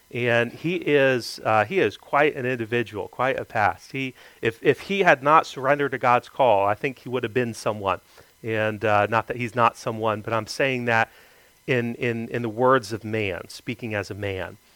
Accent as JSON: {"language": "English", "town": "Greenville", "region": "South Carolina", "country": "United States", "tie": "born there", "also_born_or_lived": "Florida", "said": "I lived there for 10 years, so I guess I kind of consider myself from there. I was born in Greenville, South Carolina, always been from the Southeast."}